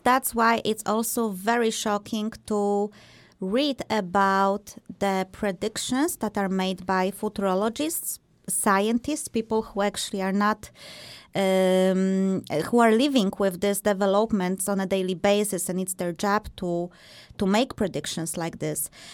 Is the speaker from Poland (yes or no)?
yes; Poland; I am also from Poland